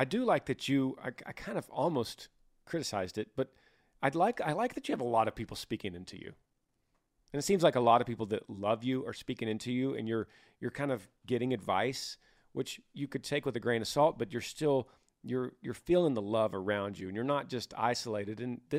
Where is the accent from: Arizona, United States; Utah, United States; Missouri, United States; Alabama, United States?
Utah, United States; I'm from Utah.